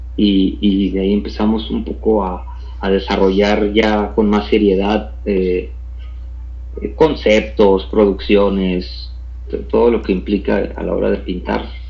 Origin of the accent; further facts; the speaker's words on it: Tijuana, Baja California, Mexico; moved away as an adult; now in Mexico City, Mexico; soy eh, oriundo de Tijuana